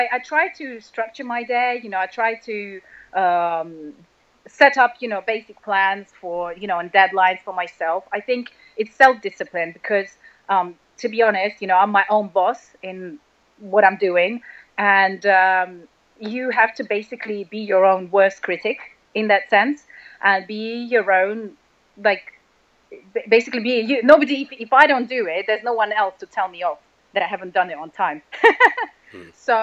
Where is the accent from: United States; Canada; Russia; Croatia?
Russia; moved away; I was born and raised in Russia